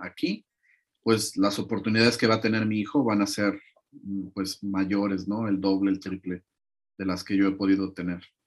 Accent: Mexico; moved away as an adult; now in Latvia; como mexicano

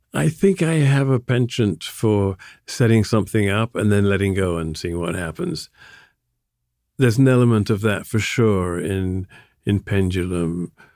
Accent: Sussex, South East England, United Kingdom; also born or lived in London; now in New York, United States; I was born in London and I moved to Sussex when I was three or four

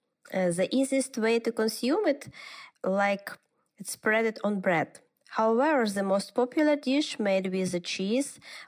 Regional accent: Kyiv, Ukraine; English is a second language; moved away as an adult; now in Bratislava, Slovakia; I am from Kyiv, Ukraine, but now I'm living in Bratislava with my children, and we are now in safety.

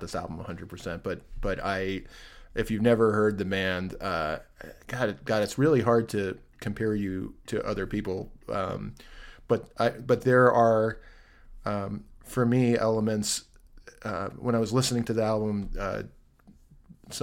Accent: United States; also born or lived in Teaneck, New Jersey; I was born in New York, which I was

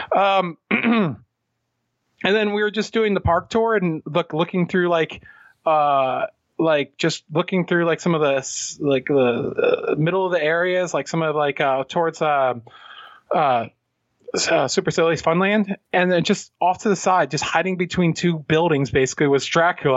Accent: Pennsylvania, United States; We're from Pennsylvania.

